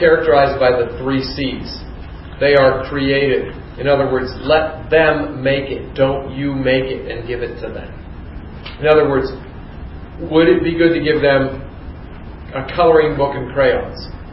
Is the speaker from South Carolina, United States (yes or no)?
no; Youngstown, Ohio, United States; I grew up in Youngstown, Ohio